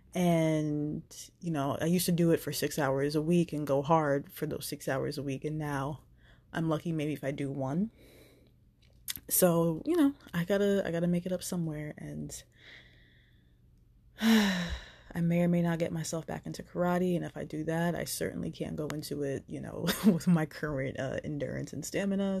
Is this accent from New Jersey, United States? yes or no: yes; New Jersey, United States; moved away; I went home to New Jersey to be with my mom